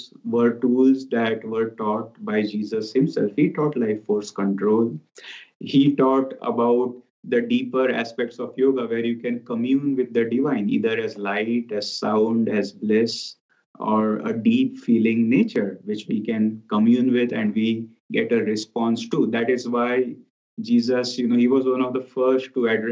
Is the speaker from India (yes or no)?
yes; India; moved away as an adult; now in Ananda Village, United States; I come from India